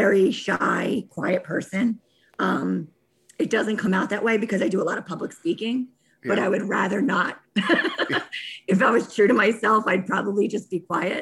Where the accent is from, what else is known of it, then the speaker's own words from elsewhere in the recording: Bucks County, outside Philadelphia, Pennsylvania, United States; I was born outside of Philadelphia in Bucks County